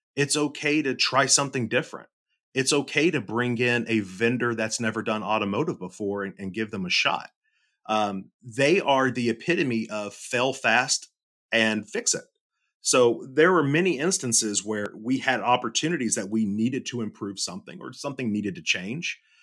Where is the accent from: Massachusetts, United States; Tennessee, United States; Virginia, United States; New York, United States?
Tennessee, United States; Middle; I grew up, I grew up in Middle Tennessee, uh, born and raised here